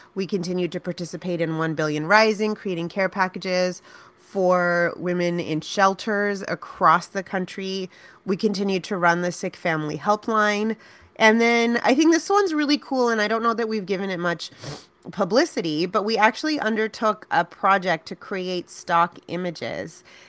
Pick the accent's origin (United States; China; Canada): Canada; we're still more Indian than we are Canadian